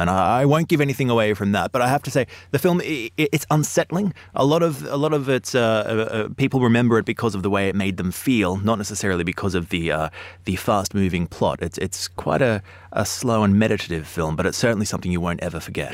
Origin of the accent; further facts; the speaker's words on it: Melbourne, Victoria, Australia; now in London, United Kingdom; we are both Australian and, uh, I, one of the strangest things about growing up in Melbourne